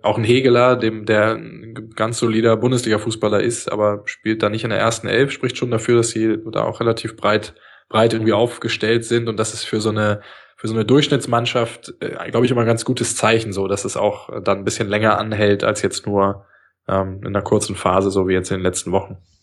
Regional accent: Berlin, Germany; Ich bin Berliner.

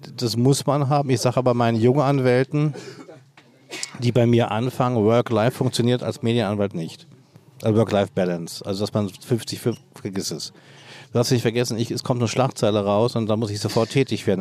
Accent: Berlin, Germany; seit meiner Jugend als Berliner, Westberliner Jugendlicher

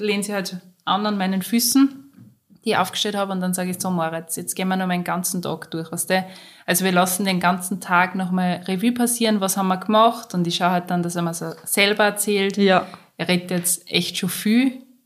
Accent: Austria; bei uns in Österreich

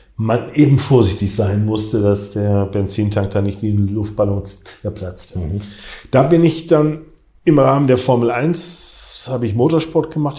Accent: Essen, North Rhine-Westphalia, Germany; im Freundeskreis hier bei uns in Essen

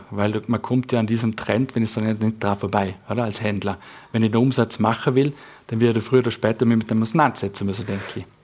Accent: Vorarlberg, Austria; wo wir es als Vorarlberger einfach ja, drauf hinstellen

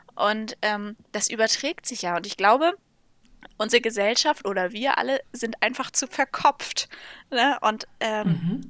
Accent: Lübeck, Schleswig-Holstein, Germany; ich bin ähm, zusammen mit meinem Bruder auf dem landwirtschaftlichen Betrieb meiner Eltern aufgewachsen

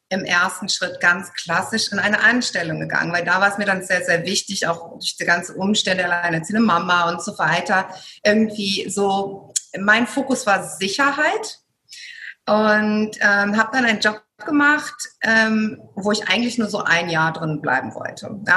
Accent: Germany; now in Greece; ich bin in Deutschland geboren, aufgewachsen, habe griechische Wurzeln und mein Traum war es immer, irgendwann mal in Griechenland zu leben, wo ich auch heute hier bin, schon seit vielen Jahren jetzt mit meiner Familie hier lebe.

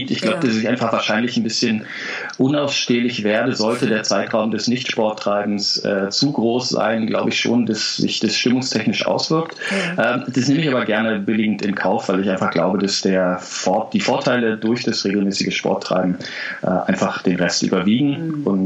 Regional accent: East Germany, Germany; Äh, bin ich ja in der DDR groß geworden. Von daher ist es mit dem Plattenkauf etwas schwieriger gewesen.

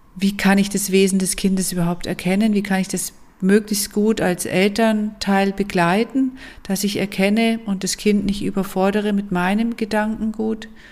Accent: Allgäu, Bavaria, Germany; moved away as an adult; also born or lived in Munich / Fünfseenland; Geboren bin ich im Allgäu und aufgewachsen und ich bin dann mit 18 Jahren nach München zum Studieren

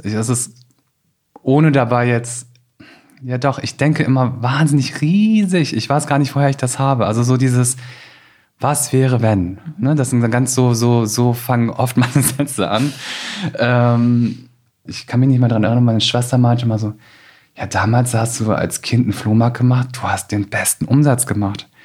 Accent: Osterwald, Lower Saxony, Germany; ich bin wirklich in Osterwald aufgewachsen

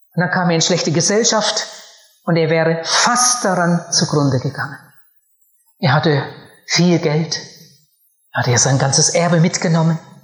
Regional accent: Germany; Bei uns in meinem Heimatort, da wo ich aufgewachsen bin, gab es früher ein riesiges Gut.

